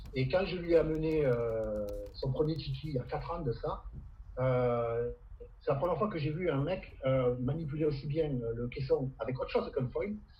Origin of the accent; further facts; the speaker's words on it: Camargue, Provence-Alpes-Côte d'Azur, France; chez nous en Camargue